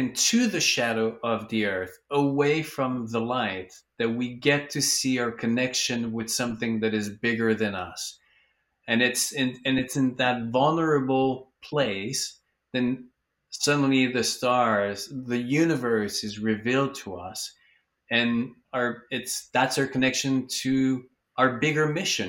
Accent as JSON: {"language": "English", "town": "Vancouver", "region": "British Columbia", "country": "Canada", "tie": "born or raised there", "lives_now": "Los Angeles, United States", "said": "Oh, you're in my hometown. I live in Vancouver, and now I'm in LA, so."}